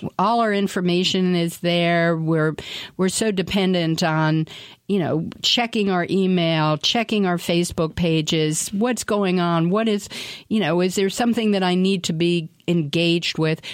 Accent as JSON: {"language": "English", "town": "Washington", "region": "District of Columbia", "country": "United States", "tie": "born or raised there", "said": "I grew up in Washington, D C"}